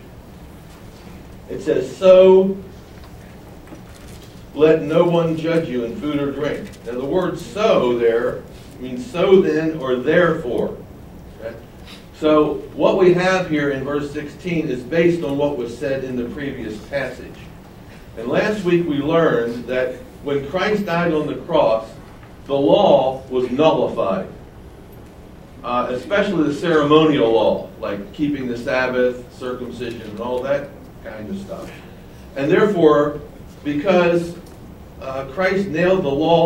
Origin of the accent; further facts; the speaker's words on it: Baltimore, Maryland, United States; I grew up in Baltimore as a child